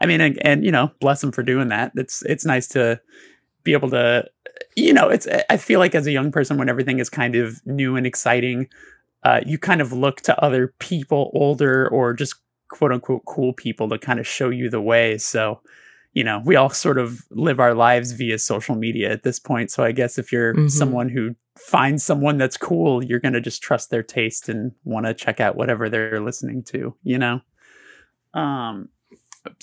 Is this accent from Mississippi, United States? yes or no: no; Burbank, California, United States; the station was actually in the city that I grew up in Burbank